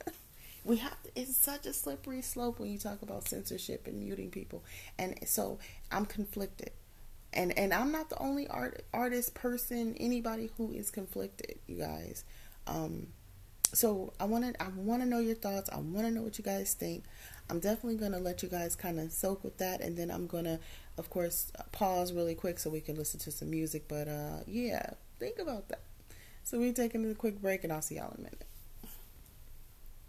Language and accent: English; California, United States; I'm from California, a little town in California, but I definitely live very close to Los Angeles